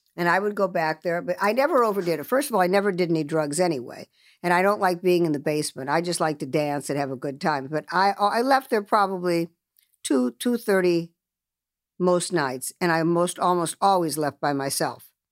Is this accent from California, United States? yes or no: yes; Los Angeles, California, United States; also born or lived in Chicago / Beverly Hills; being brought up, uh, you know, in Los Angeles, I was brought up by my mother and my brother and myself